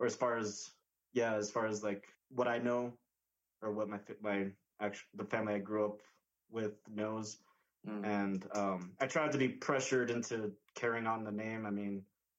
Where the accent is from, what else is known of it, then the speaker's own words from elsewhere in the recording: New Mexico, United States; I grew up in New Mexico